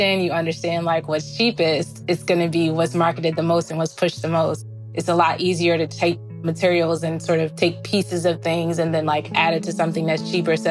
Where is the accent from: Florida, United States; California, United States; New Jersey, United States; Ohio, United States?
New Jersey, United States; East Orange; growing up in East Orange, we were really resourceful